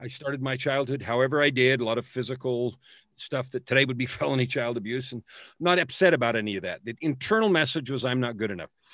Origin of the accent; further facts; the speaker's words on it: San Francisco, California, United States; now in Edmonton, Canada; I was born in San Francisco.